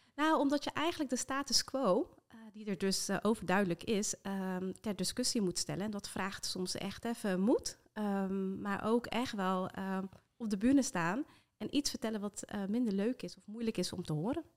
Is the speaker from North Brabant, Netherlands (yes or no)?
no; Rotterdam, South Holland, Netherlands; echt geboren en getogen in Rotterdam, dus dat hoor je af en toe nog eh, in de R